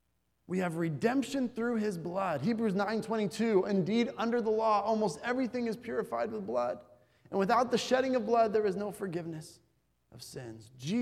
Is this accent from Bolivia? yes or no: yes; Bolivia; I remember growing up in Bolivia, many Americans who were there would proudly say that they were Americans.